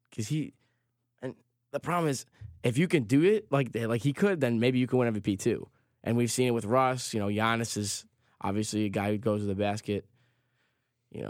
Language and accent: English; Chicago, Illinois, United States; I'm from Chicago